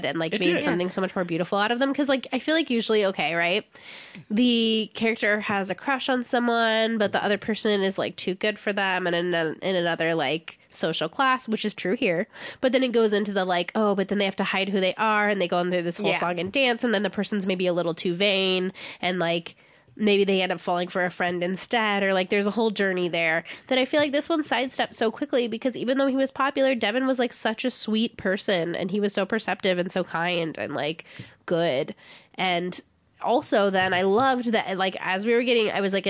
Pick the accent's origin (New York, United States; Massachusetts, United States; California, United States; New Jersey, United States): California, United States; San Diego; I cannot speak any Spanish, even though I grew up in San Diego